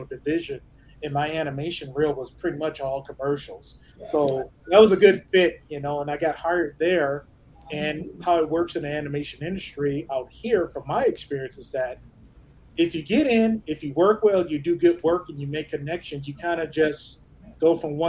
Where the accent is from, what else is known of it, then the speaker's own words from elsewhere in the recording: Detroit, Michigan, United States; originally from Detroit, Michigan